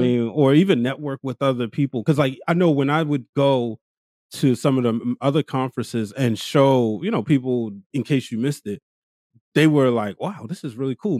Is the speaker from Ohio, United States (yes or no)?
no; Baltimore, Maryland, United States; I'm from East Baltimore